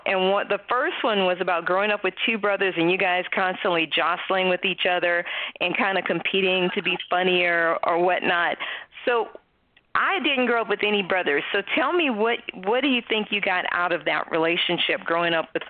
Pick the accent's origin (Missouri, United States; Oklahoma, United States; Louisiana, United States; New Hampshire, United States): Louisiana, United States; New Orleans; growing up in New Orleans like I did, I grew up in a household where we cook.